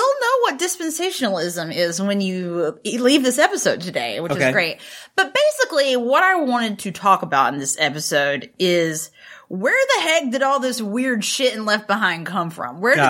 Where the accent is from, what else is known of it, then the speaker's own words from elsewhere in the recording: North Carolina, United States; I'm from North Carolina, but like very rural, grew up in not even a Southern Baptist church, but an independent Baptist church